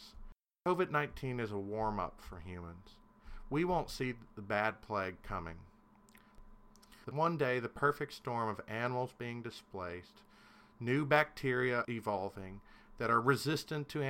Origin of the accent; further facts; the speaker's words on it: Kentucky, United States; I'm a Kentuckian